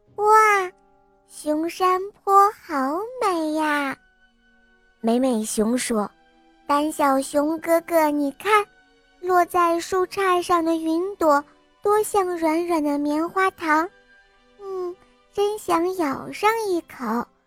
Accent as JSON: {"language": "Chinese", "region": "Heilongjiang", "country": "China", "said": "我来自黑龙江，我今年四岁了"}